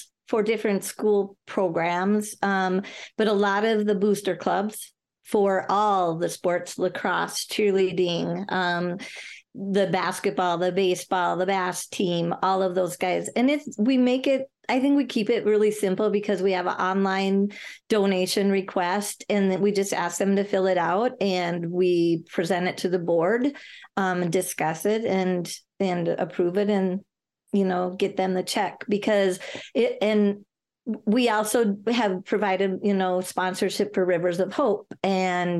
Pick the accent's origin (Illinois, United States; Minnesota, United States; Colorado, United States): Minnesota, United States; Big Lake; I actually been born and raised in Big Lake, so I've lived here all my life